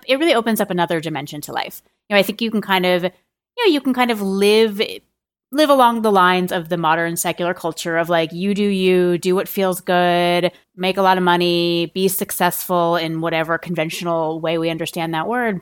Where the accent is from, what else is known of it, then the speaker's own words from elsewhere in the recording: a suburb of Boston, Massachusetts, United States; I grew up in a, in a suburb of Boston